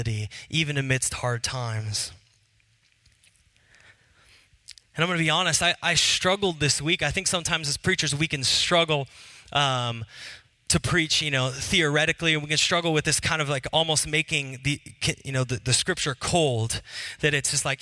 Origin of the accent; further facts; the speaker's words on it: Seattle, Washington, United States; I was from Seattle